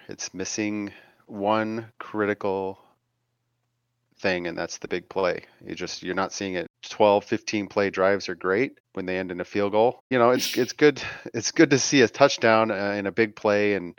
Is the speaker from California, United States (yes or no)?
yes; San Diego, California, United States; I'm from San Diego.